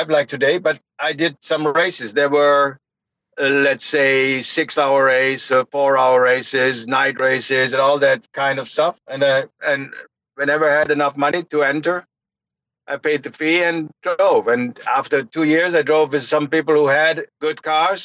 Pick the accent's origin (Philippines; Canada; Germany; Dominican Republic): Germany; Bonn, North Rhine-Westphalia; English is a second language; City called Bonn. It was the capital city, and now it's very close to the ring. It's about 40 minutes drive. So there was where I was grown up